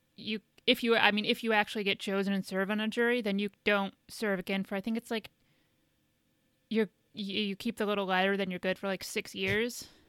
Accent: Indiana, United States; moved away; I'm from Indiana

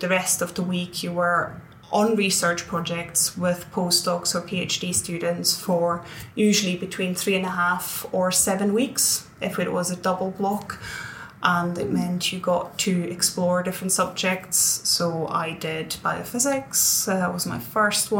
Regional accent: Switzerland; moved away as an adult; now in Edinburgh, United Kingdom; I grew up in Switzerland

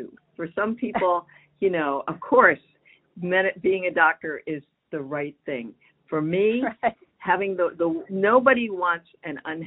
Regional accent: United States; I'm Chinese American, you know, or the daughter of immigrants who happen to be from China.

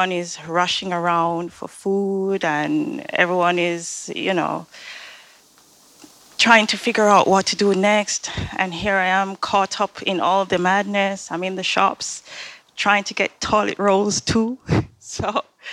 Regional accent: Jamaica; growing up in Jamaica

